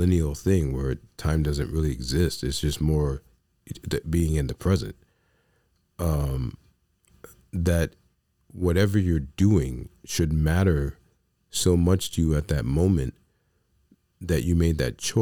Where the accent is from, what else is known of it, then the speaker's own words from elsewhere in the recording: New York City, New York, United States; I come from the South Bronx.